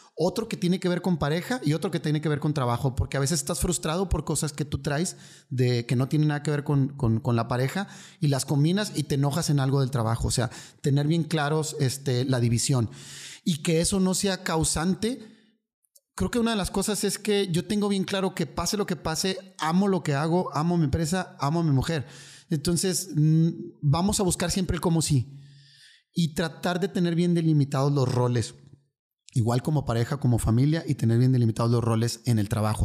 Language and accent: Spanish; Monterrey, Nuevo León, Mexico; vengo de aquí, soy de Monterrey